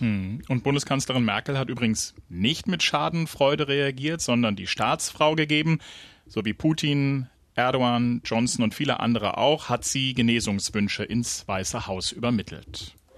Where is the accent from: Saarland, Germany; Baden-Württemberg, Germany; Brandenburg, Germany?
Brandenburg, Germany